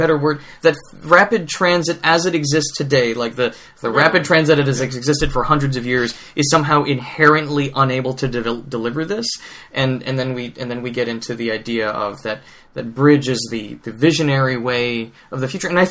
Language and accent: English; New York City, New York, United States; now in Boston, United States; I'm from Long Island, and I'm from this place where commuter rail... Like, I grew up with the Port Jefferson line running back and forth behind my house in Flushing, Queens